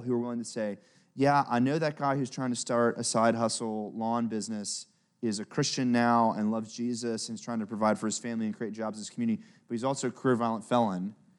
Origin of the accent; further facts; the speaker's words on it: Memphis, Tennessee, United States; also born or lived in Kenya; I grew up in Memphis, Tennessee, where I live now